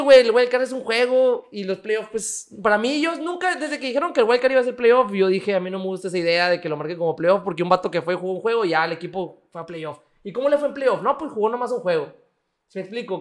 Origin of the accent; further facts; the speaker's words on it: Mexico; de México